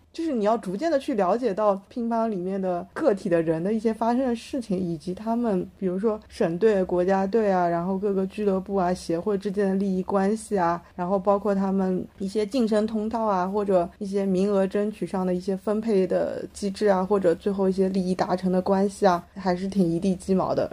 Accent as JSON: {"language": "Chinese", "country": "China", "said": "我们中国人"}